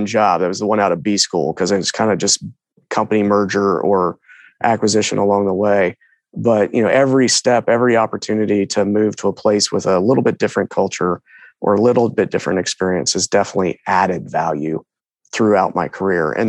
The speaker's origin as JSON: {"language": "English", "town": "Katy", "region": "Texas", "country": "United States", "tie": "born or raised there", "also_born_or_lived": "Williamsburg, Virginia", "moved": "as an adult", "said": "I was born and raised in Houston, or a little town west. Well, it was little town called Katy, west of Houston"}